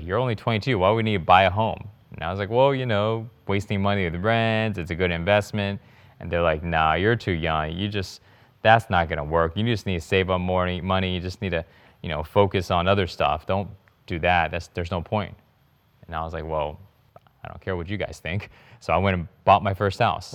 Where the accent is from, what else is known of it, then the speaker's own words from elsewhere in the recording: Houston, Texas, United States; moved away as an adult; now in Bali, Indonesia; I grew up in Houston, and I had a lot of struggles